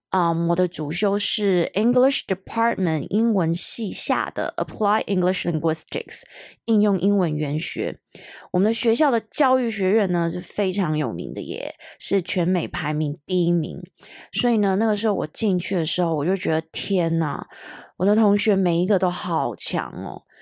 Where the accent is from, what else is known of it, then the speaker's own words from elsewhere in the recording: Hong Kong; moved away; 我是一个香港人